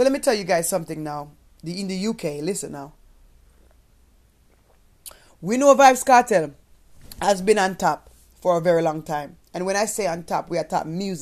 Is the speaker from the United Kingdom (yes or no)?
no; Jamaica; moved away; as a Jamaican person